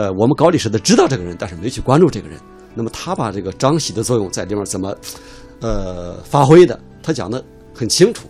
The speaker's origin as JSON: {"language": "Chinese", "country": "China", "said": "特别我们作为中国人，这是我们所谓呃百年国耻的起点。"}